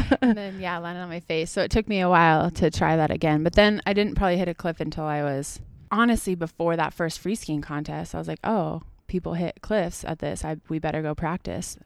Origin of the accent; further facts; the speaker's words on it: Washington, United States; moved away as an adult; also born or lived in Tahoe; now in Leavenworth, United States; I grew up in Washington